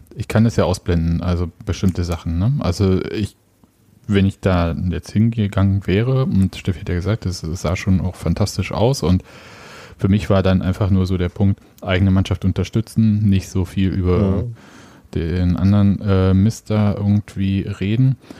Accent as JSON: {"language": "German", "town": "Leipzig", "region": "Saxony", "country": "Germany", "tie": "born or raised there", "said": "als gebürtiger Leipziger"}